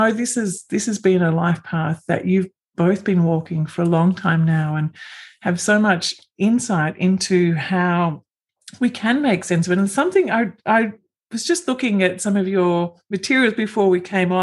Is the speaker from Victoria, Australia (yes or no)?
yes; land of the Wurundjeri people, the Kulin Nation, Victoria, Australia; moved away; I'm also originally from the land of the Wurundjeri people, the Kulin Nation